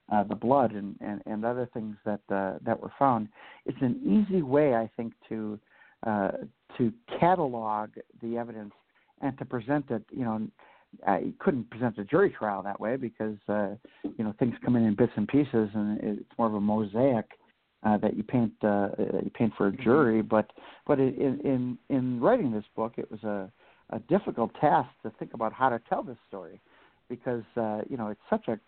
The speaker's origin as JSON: {"language": "English", "town": "New Orleans", "region": "Louisiana", "country": "United States", "said": "I am from New Orleans, yeah."}